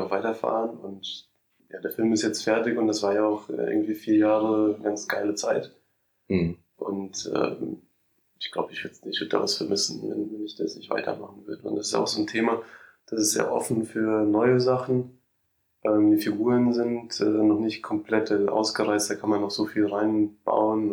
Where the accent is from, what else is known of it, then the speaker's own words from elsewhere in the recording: Mainz, Rhineland-Palatinate, Germany; moved away as an adult; also born or lived in Moscow, Russia / Bingen, Germany / London, United Kingdom; Da bin ich in die dritte Klasse gegangen und dann ähm, sind wir halt nach Mainz umgezogen